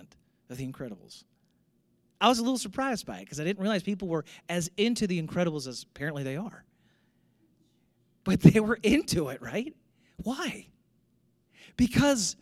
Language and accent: English; St. Louis, Missouri, United States; moved away; I grew up in St. Louis